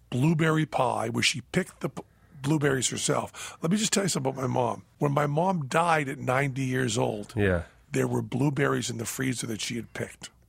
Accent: Minnesota, United States; I'm from Minnesota, so it pains me to give any credit to those people to my east.

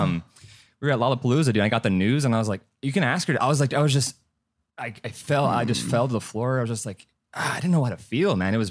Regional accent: El Paso, Texas, United States; moved away; I'm from El Paso, Texas, actually.

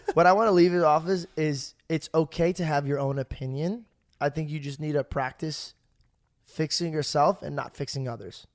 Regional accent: Arizona, United States; I'm from Arizona

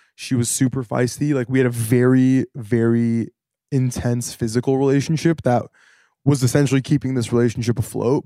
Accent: Santa Monica, California, United States; now in New York, United States; from Santa Monica, born and raised

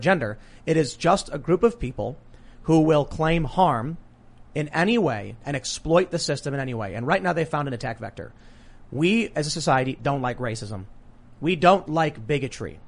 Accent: Chicago, Illinois, United States; I'm a high school dropout from the South Side of Chicago and I'm from a mixed race family

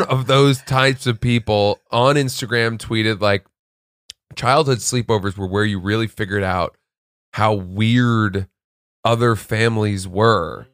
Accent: Maine, United States; growing up in Maine

